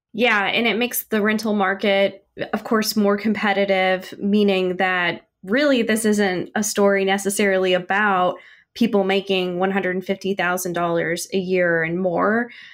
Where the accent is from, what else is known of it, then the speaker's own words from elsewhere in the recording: Midwest, United States; now in Kansas City, United States; I'm from the Midwest